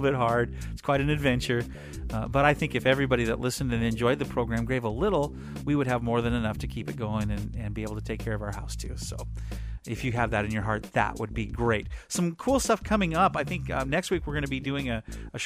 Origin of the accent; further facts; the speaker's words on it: Aberdeen, Washington, United States; I'm from Aberdeen, where we don't tan, we rust.